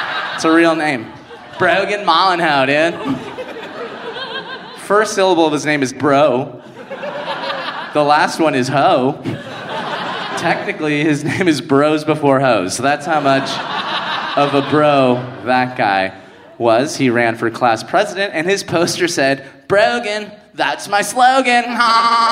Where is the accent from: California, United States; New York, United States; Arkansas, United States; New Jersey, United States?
California, United States; Inglewood; also born or lived in Manhattan Beach, California; my parents are from Cuba, and I grew up in Los Angeles, a neighborhood called Inglewood